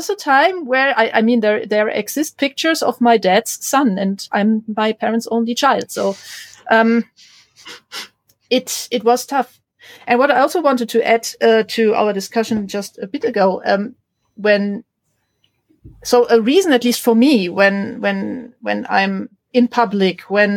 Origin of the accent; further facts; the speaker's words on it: Germany; growing up in Germany in the 80s as a girl who was into STEM stuff